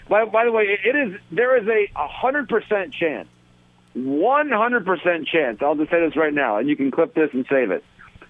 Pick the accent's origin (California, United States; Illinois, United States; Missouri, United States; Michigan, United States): Michigan, United States; I am from Michigan